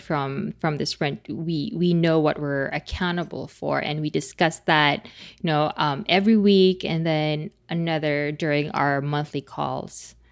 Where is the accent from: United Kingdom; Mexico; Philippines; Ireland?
Philippines; English is a second language; speaking as a Filipino